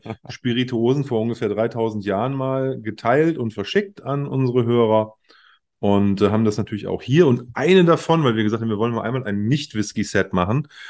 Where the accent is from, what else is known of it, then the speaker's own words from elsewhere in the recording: Germany; als Deutscher